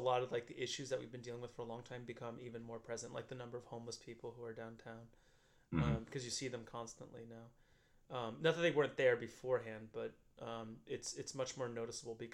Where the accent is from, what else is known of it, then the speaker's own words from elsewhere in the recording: Newark, New Jersey, United States; I don't live in the North Ward, but I grew up in the North Ward